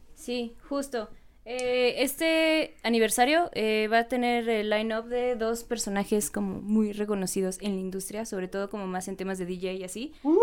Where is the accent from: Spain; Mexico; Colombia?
Mexico; Yucatán; now in Mexico City, Mexico; ya les dije que soy de Yucatán. Ahí el clima es tropical